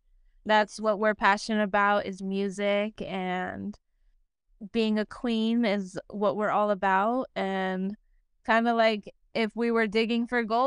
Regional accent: Helena-West Helena, Arkansas, United States; also born or lived in Memphis, Tennessee; Well, I'm from Helena, West Helena. It's a small city in Arkansas. Born and raised there. I kind of have spent some time in Memphis, Tennessee, like during my middle school years. But for the most part, I've lived in West Helena.

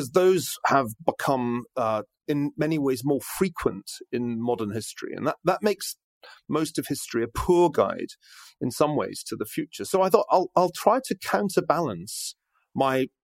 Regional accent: Scotland, United Kingdom; moved away; being Scottish

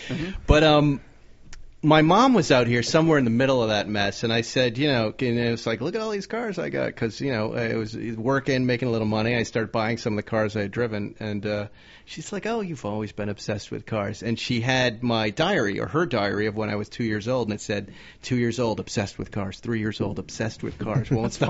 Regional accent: Massachusetts, United States; Really new, you know, because I grew up in Massachusetts. It's American muscle cars.

